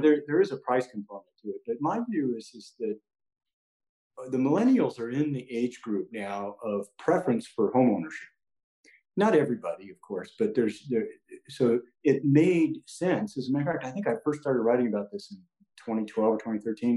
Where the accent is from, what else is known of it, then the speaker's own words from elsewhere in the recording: San Diego, California, United States; now in Orange County, United States; I grew up in San Diego, but I've lived in Orange County for a long time.